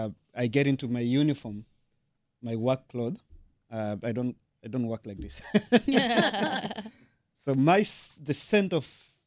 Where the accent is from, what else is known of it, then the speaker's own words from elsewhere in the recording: Tanzania; first language Sukuma; English is a second language; I'm from Tanzania